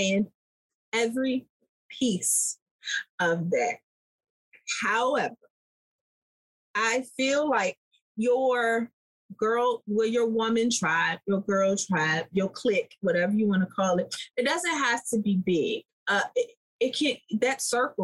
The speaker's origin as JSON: {"language": "English", "town": "Washington", "region": "District of Columbia", "country": "United States", "tie": "born or raised there", "said": "I was raised in Southeast DC"}